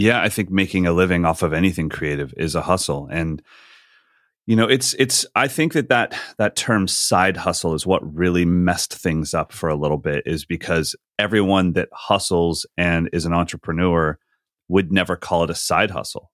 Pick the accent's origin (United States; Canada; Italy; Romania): United States; Sacramento, California; a night in Sacramento, just in my hometown